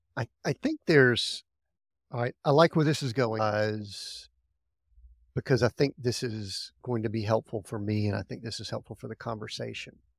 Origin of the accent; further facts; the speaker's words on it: Deep South, United States; I grew up in the Deep South